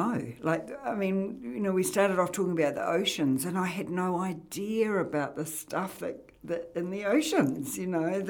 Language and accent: English; Auckland, New Zealand; I mean, I came from Auckland, so in Auckland, you know your neighbour, but you don't know anything about them, put it that way.